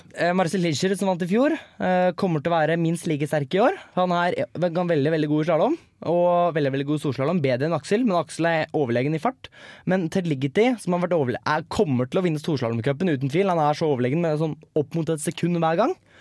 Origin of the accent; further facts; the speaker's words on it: Hønefoss, Buskerud, Norway; jeg er jo fra Hønefoss og stolt HBK-supporter